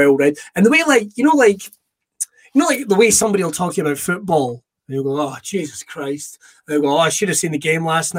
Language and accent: English; Irvine, Scotland, United Kingdom; I grew up in Irvine.